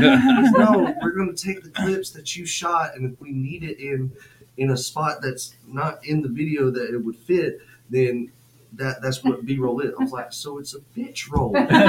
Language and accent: English; North Georgia, United States; moved away as an adult; now in South Georgia, United States; because I'm not originally from South Georgia. I'm from North Georgia.